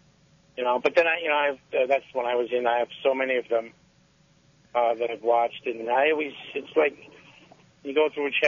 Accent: New York City, New York, United States; growing up in New York and in Brooklyn

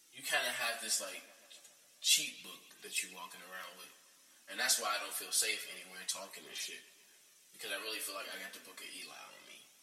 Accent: United States; being an American, born in America

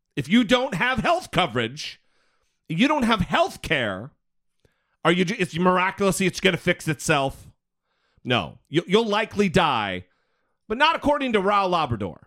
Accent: Idaho, United States; Brittany and I are, we're from Idaho

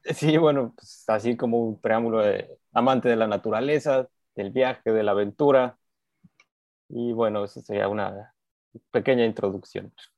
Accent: Cuernavaca, Morelos, Mexico; now in Yucatán, Mexico; yo mexicano, eh, crecí la infancia, digamos, porque uno continúa creciendo todo el tiempo en Cuernavaca, Morelos.

